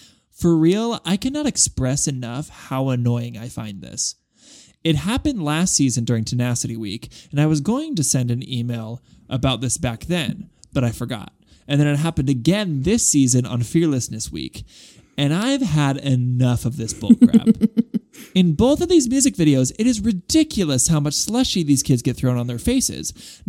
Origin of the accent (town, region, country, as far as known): Guadalajara, Jalisco, Mexico